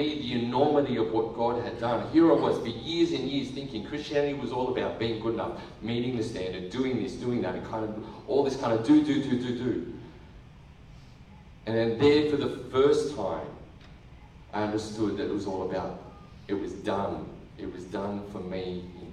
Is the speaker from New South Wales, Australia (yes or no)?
yes; Cowra, New South Wales, Australia; I grew up in country New South Wales, a place called Cowra.